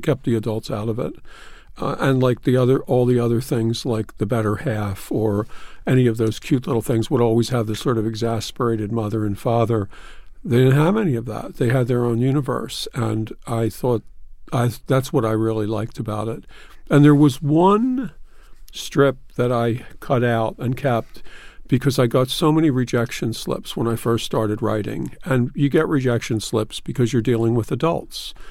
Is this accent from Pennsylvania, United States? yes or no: yes; Philadelphia, Pennsylvania, United States; now in New York, United States; I'm from Philadelphia.